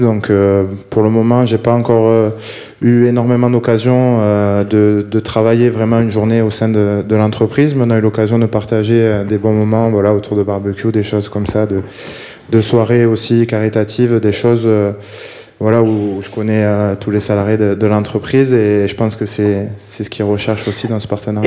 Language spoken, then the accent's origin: French; Bordeaux region, Nouvelle-Aquitaine, France; moved away; de la région bordelaise, on est, on est plusieurs joueurs à en être originaires